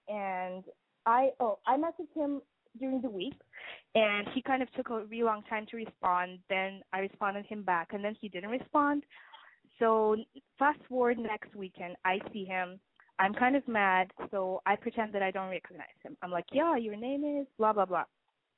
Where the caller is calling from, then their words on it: Boston, Massachusetts, United States; I'm 21. I'm calling from Boston